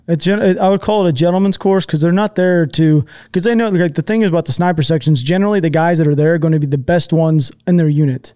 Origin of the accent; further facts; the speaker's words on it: just south of Seattle, Washington, United States; also born or lived in Texas; Born in Texas. I kinda, quote unquote, grew up in just south of Seattle. I lived there for, like, fourteen years